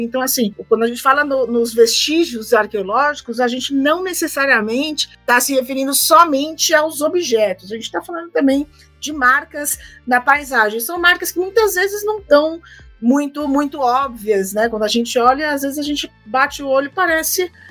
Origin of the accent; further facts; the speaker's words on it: São Paulo, Brazil; sou de São Paulo, capital